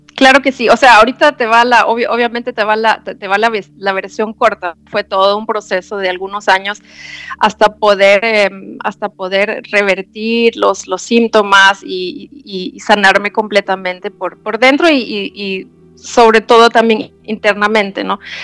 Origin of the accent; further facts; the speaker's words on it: Germany; now in Ecuador; yo soy de Alemania